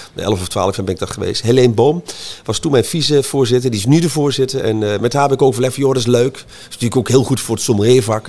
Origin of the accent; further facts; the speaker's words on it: Montferland, Gelderland, Netherlands; ik kom uit Montferland, dus uh, eh, Arnhem en dan richting Duitse grens, van de boerderij.